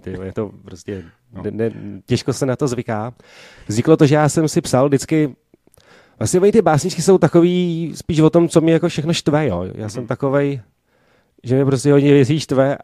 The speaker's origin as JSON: {"language": "Czech", "region": "Prague", "country": "Czechia", "said": "jsem původně tady z Prahy, z Barandova"}